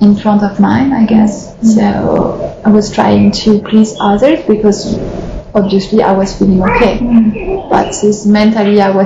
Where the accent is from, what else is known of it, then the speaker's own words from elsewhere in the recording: France; I grew up in France